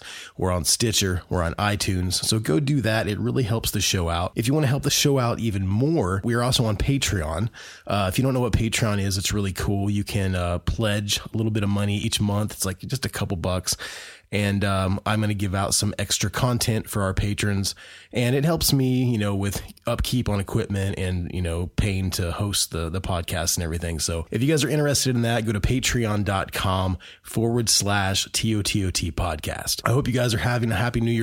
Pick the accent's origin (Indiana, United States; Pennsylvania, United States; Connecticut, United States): Indiana, United States; Muncie; Muncie, my hometown where I live